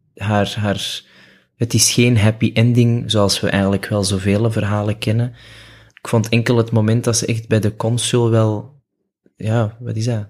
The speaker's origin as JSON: {"language": "Dutch", "town": "Antwerp", "region": "Flanders", "country": "Belgium", "tie": "born or raised there", "said": "geboren in Antwerpen, opgegroeid op het Kiel"}